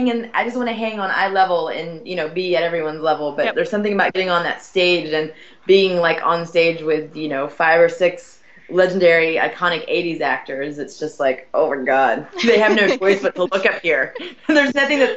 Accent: Texas, United States; also born or lived in Dallas, Texas; I'm from Texas, where everything is bigger

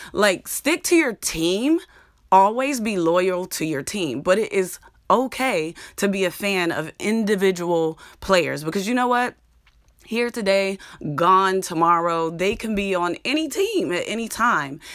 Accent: Clairton, Pennsylvania, United States; moved away; I'm from thirty miles south of Pittsburgh in a small steel town called Clareton, Pennsylvania

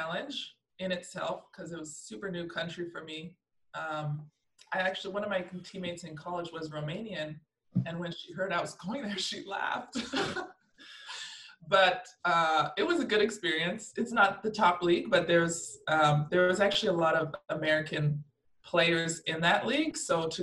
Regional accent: Canada; also born or lived in France; we're back in Canada. We're back home.

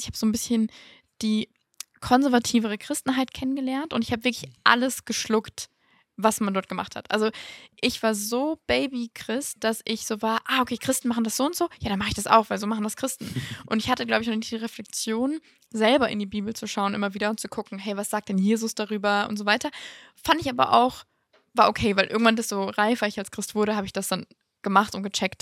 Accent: Mannheim, Baden-Württemberg, Germany; in Mannheim, wo ich herkomme

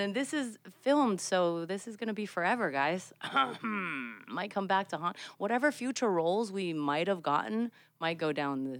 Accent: Samoa; growing up in Samoa on this small island with only two channels on TV.

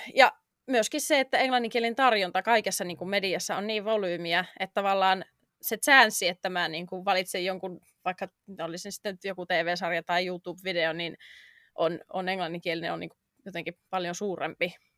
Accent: Finland; moved away as an adult; now in London, United Kingdom; jätin oman kotimaani muuttaakseni tänne

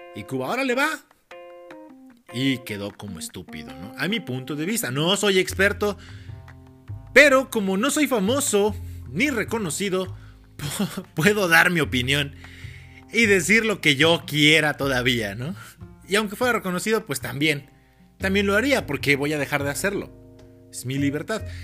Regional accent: Mexico; yo sí soy muy mexicano

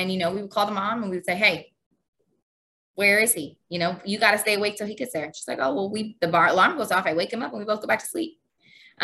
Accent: San Antonio, Texas, United States; moved away as an adult; also born or lived in Houston, Texas; now in Egypt; So I grew up in Texas. Both my parents were stationed in San Antonio. And so most of my whole life was pretty much in San Antonio. So I grew up in San Antonio.

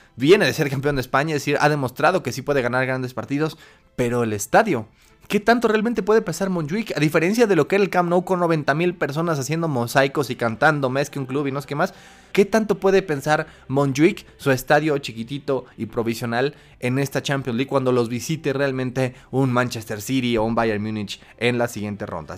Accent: Mexico

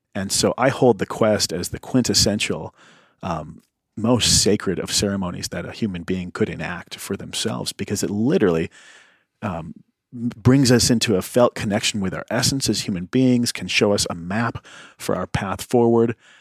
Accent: Midwest, United States; also born or lived in County Cork, Ireland (ancestry); I grew up in the Midwest

